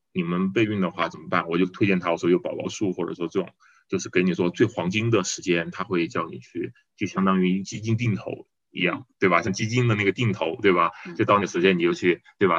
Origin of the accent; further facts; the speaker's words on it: Guiyang, Guizhou, China; 我是八六年出生，然后我是贵州贵阳人，家里面有父母，还有，对，还有个姐姐